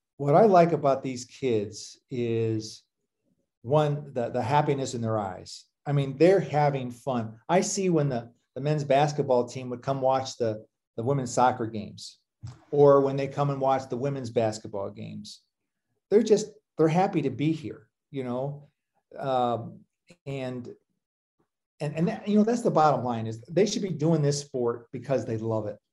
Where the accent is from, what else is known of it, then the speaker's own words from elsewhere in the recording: Toledo, Ohio, United States; I grew up in Toledo, Ohio